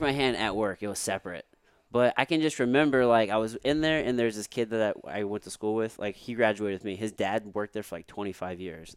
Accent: Potosi, Missouri, United States; growing up in Missouri

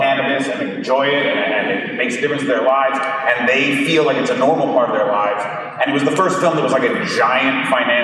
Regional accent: Vancouver, British Columbia, Canada; born or raised there

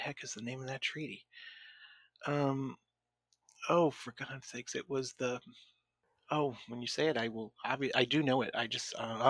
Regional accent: Scotland, United Kingdom; See, I am Scottish, and I do want to someday try scotch, though.

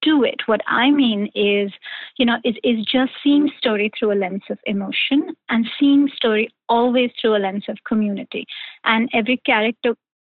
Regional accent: India; moved away as an adult; So I grew up in India. I moved here many, many, many years ago, but I grew up in India

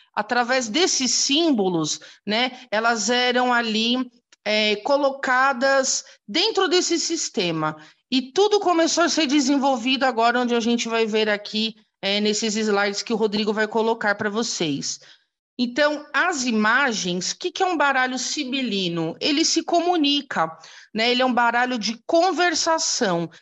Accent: São Paulo, Brazil; sou de São Paulo, capital

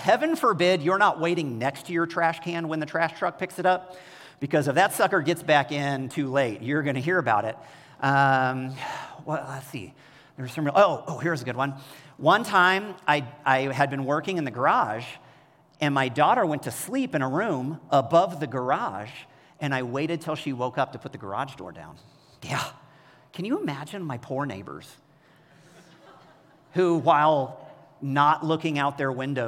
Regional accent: Kansas City, United States; moved away as an adult; also born or lived in Bay Area, California; I grew up in Kansas City

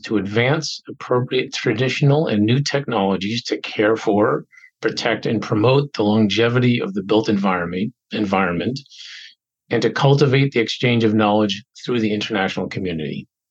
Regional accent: Boston, Massachusetts, United States; I was born in Boston, grew up in an adjacent suburb.

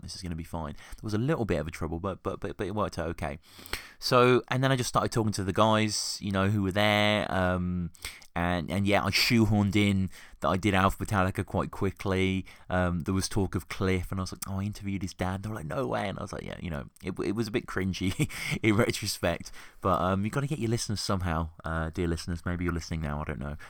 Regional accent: Birmingham, West Midlands, United Kingdom; now in Oxford, United Kingdom; I live in Oxford, um, live and work in Oxford, but I grew up in Birmingham

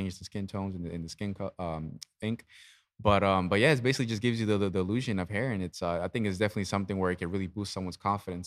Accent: Easton, Pennsylvania, United States; I was born and raised in Easton.

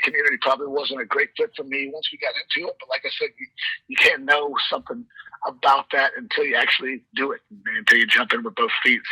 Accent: Gwinnett County, Georgia, United States; I grew up in Gwinnett

